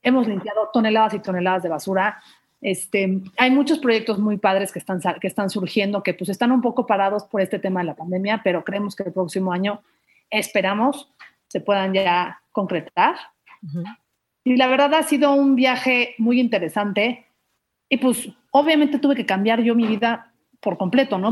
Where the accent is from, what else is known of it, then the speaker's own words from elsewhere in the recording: Mérida, Yucatán, Mexico; now in Mexico City, Mexico; yo crecí toda mi vida en Mérida